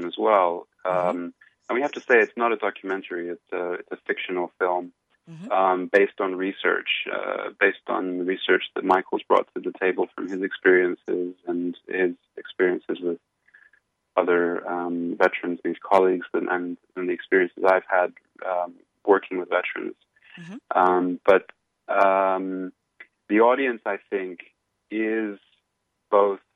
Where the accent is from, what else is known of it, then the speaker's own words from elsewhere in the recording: Cyprus; moved away as an adult; now in New York City, United States; I'm originally from Cyprus, in Europe, and I served in the military there.